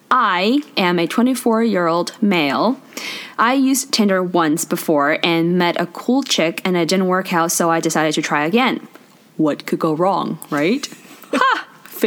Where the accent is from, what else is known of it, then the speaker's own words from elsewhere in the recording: China; now in Canada; stop taking me to Chinese restaurants in Canada and United States. I'm from China.